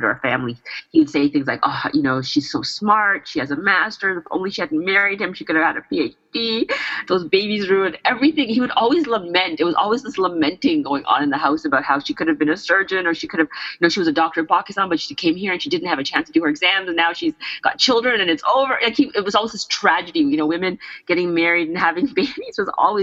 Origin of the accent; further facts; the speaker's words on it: Brampton, Ontario, Canada; I grew up in Brampton when it was white